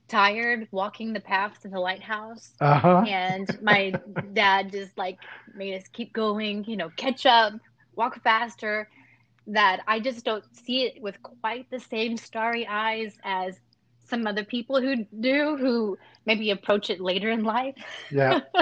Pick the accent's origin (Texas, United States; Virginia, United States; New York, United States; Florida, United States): Texas, United States; Pampa; also born or lived in Amarillo; So I'm from Amarillo, actually a small town near there called Pampa.